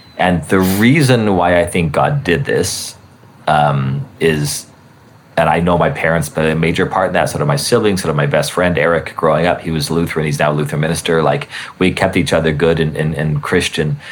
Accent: Albuquerque, New Mexico, United States; moved away; I grew up in Albuquerque

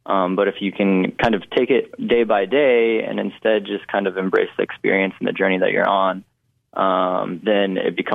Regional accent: Western North Carolina, United States; growing up in Western North Carolina for so long

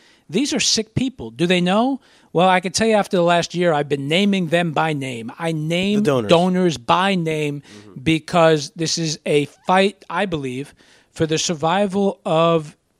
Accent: United States; as the grandson of Holocaust survivors. As an American Jew

